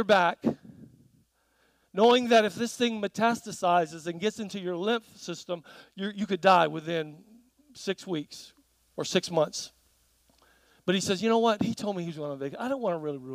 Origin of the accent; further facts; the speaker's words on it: South Carolina, United States; moved away; also born or lived in New Zealand; growing up in South Carolina